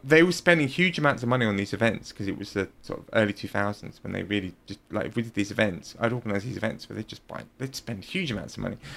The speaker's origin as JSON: {"language": "English", "region": "London", "country": "United Kingdom", "also_born_or_lived": "Rome, Italy", "moved": "yes", "said": "I'm from London"}